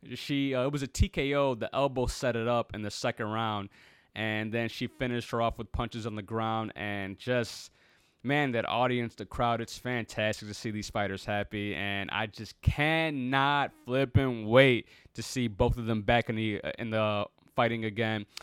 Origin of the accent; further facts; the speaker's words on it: Chicago, Illinois, United States; Chicago, my hometown, my, my birthplace